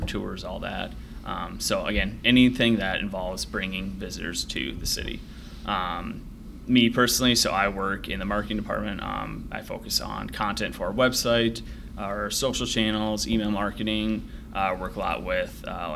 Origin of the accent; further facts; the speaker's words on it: Sioux Falls, South Dakota, United States; Pretty good sized city, but you know, we still have the small town feel to it